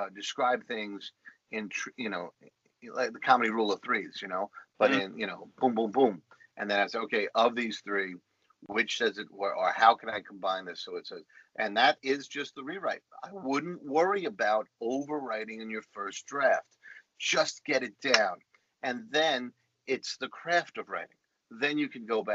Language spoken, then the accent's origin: English; New York City, New York, United States; accent: Bronx; my Bronx accent